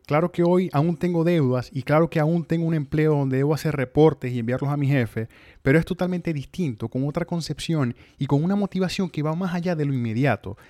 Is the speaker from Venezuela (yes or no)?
yes; Venezuela; moved away as an adult; also born or lived in Mexico; now in United States; salí de Venezuela buscando vivir libremente